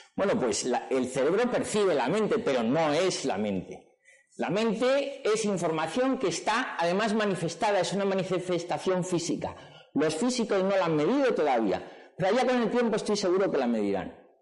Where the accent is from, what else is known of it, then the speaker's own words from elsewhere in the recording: Madrid, Community of Madrid, Spain; yo nací en Madrid, mi padre era del Madrid, me llevaba al Santiago Bernabéu